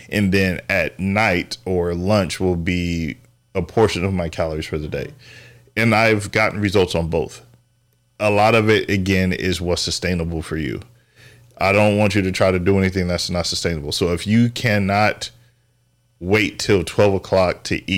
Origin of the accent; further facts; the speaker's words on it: San Diego, California, United States; moved away; I love seafood. I'm from San Diego, or we moved out here from San Diego.